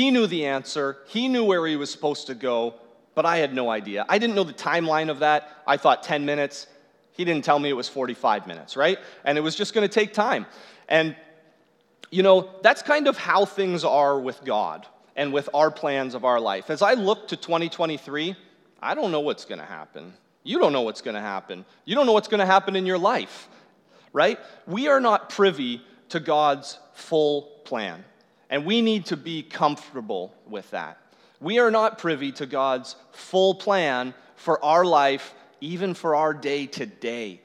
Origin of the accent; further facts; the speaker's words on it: Newmarket, Ontario, Canada; I grew up in Newmarket, and so just Newmarket, and about 30 minutes north of Newmarket is where I worked